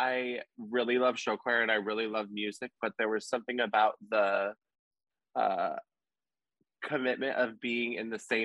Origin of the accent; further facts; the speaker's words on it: Wisconsin, United States; moved away as an adult; now in Des Moines, United States; I grew up in Pullman, Wisconsin.